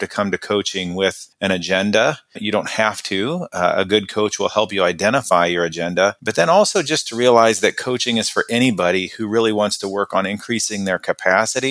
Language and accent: English; Midwest, United States; moved away as an adult; also born or lived in Oklahoma / Chicago / India; I grew up in the Midwest in a small town boy. I grew up in a town of 800 people